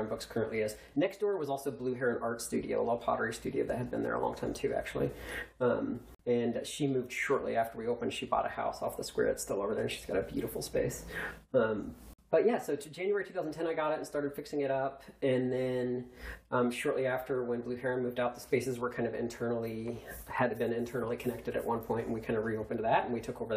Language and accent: English; United States; moved away as an adult; also born or lived in Indiana / Kentucky / Douglasville, Georgia; now in Georgia, United States; I grew up in Indiana and Kentucky, where I went to high school and college.